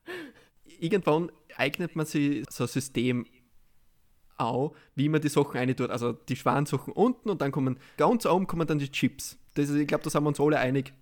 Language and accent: German; Austria; als Österreicher